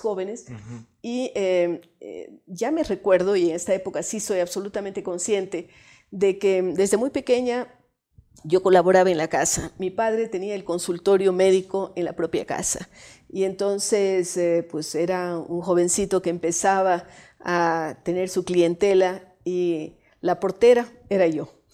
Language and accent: Spanish; Cuenca, Azuay, Ecuador; also born or lived in Bogotá, Colombia; yo nací en Cuenca